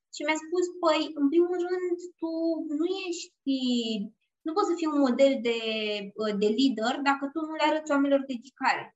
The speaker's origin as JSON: {"language": "Romanian", "region": "Bucharest", "country": "Romania", "said": "eu sunt din București"}